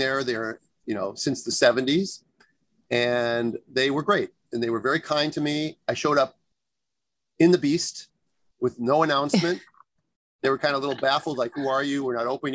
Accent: California, United States; growing up in California beaches

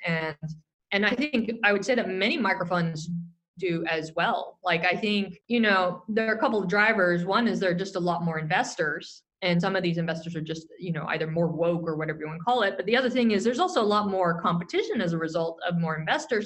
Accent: Silicon Valley, California, United States; I grew up in the Silicon Valley and I'm dating myself here, but I grew up during the, the dot com boom

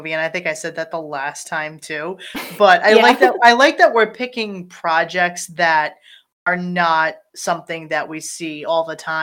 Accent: Rhode Island, United States; we are from Rhode Island

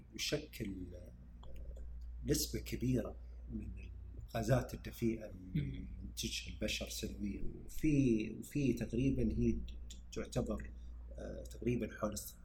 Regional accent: Saudi Arabia; هنا عندنا بالسعودية

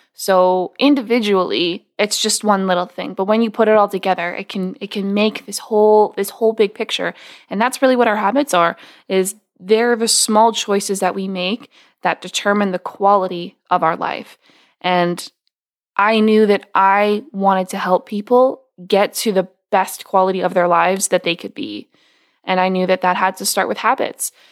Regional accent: West Coast of Canada, Canada; I grew up on the West Coast of Canada

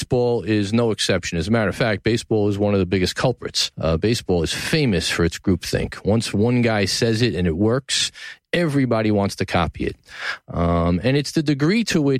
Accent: New York City, New York, United States; born or raised there

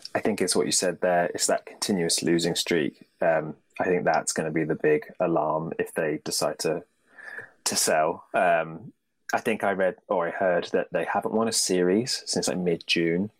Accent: United Kingdom; being British

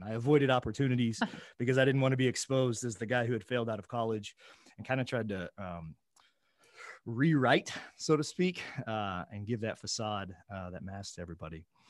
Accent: Oklahoma, United States; I'm from a flyover state. I'm from Oklahoma

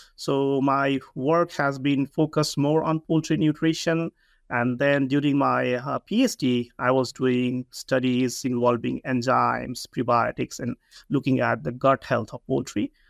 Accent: Nepal; moved away as an adult; also born or lived in Hawaii, United States; I come from Nepal

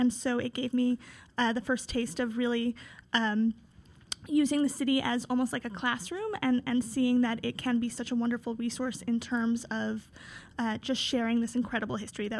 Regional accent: New York City, New York, United States; born there; No, so I was born on the Upper West Side, so being on this show, I am in my old stomping grounds, but I do live in Brooklyn now. I live in Greenpoint.

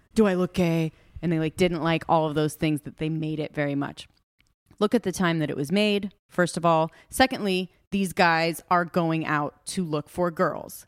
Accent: Los Angeles, California, United States; now in Carolina Beach, United States; I am from Los Angeles

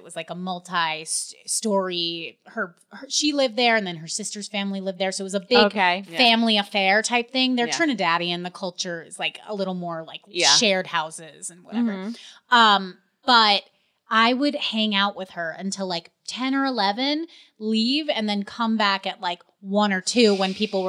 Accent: Westchester, New York, United States; I grew up in Westchester.

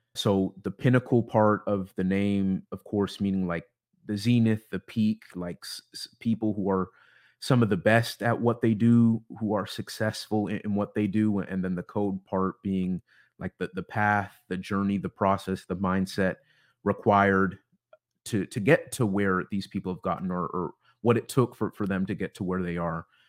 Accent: Bellevue, Washington, United States; also born or lived in Issaquah, Washington / Seattle, Washington; I, I am from Seattle, Washington. grew up more specifically in, in the suburbs east of the city in, in Bellevue and Issaquah

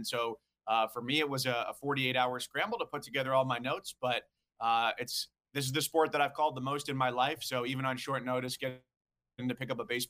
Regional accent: White Plains, New York, United States; moved away as an adult; also born or lived in Cleveland; now in Charlotte, United States; growing up in White Plains, New York

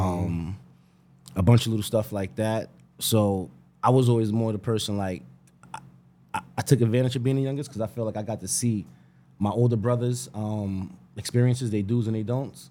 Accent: Greenburgh, New York, United States; I'm from Greenberg, born and bred.

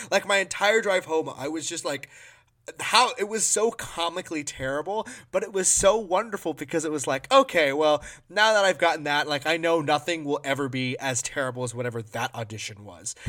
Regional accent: Maui, Hawaii, United States; moved away as an adult; now in Minnesota, United States; I'm a Maui boy. I grew up in Hawaii.

